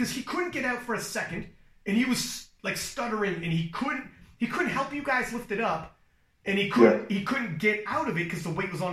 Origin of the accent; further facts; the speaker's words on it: Ontario, Canada; We're both from Ontario.